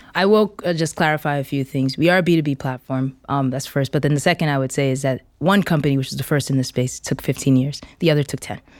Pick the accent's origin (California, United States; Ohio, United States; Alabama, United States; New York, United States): New York, United States; I'm originally from New York, but I'm of Nigerian descent.